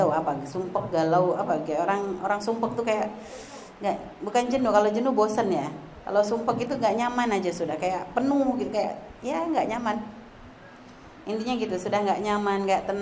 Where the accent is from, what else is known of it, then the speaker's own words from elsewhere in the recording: Pontianak, West Kalimantan, Indonesia; Kalau lahir gede di Pontianak